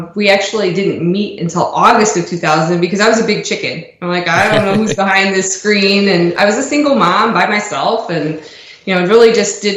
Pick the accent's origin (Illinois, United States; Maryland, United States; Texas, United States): Illinois, United States; Elgin; moved away as an adult; also born or lived in St. Charles, Illinois / Palatine, Illinois / Streamwood, Illinois / Tennessee; now in Tampa, United States; I grew up outside of Chicago in Elgin, spent most of my young adult life there